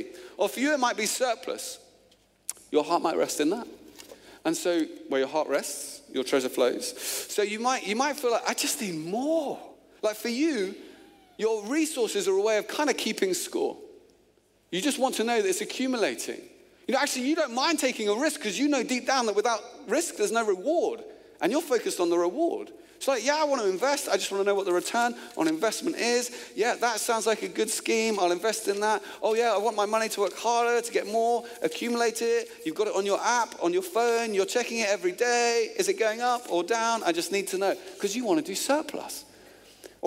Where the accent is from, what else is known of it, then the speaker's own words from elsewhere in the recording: Luton, East of England, United Kingdom; moved away as an adult; also born or lived in Oxford; where I grew up in Luton, it was cars.